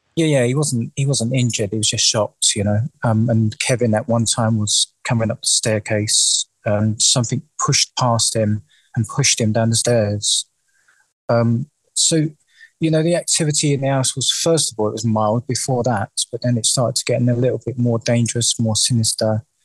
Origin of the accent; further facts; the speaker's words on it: London, United Kingdom; I was born and raised in the in the East End of London.